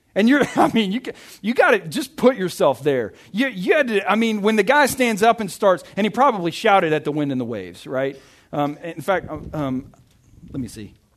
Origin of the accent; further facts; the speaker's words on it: Arkansas, United States; moved away; I'm from Arkansas